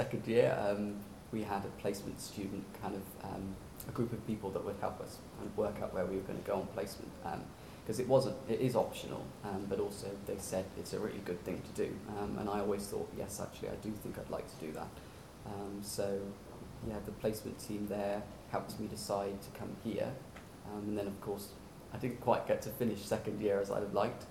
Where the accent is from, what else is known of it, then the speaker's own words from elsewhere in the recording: Warwick, West Midlands, United Kingdom; I'm from Warwick, which is a small town right in the middle of England.